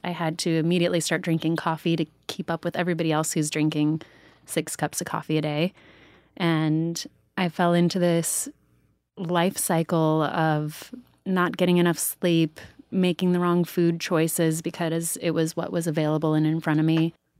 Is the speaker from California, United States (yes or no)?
no; Sedona, Arizona, United States; Danielle and I grew up together in Sedona